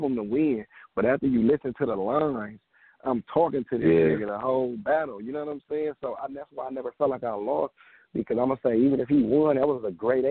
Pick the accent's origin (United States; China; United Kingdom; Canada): United States; Compton, California; I'm from Compton